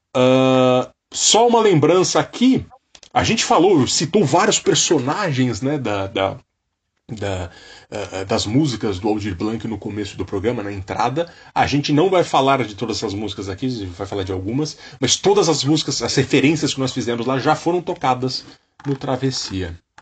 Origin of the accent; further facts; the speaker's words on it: Brazil; moved away; ele perguntou de onde vinha meu sotaque, eu falei que eu era brasileiro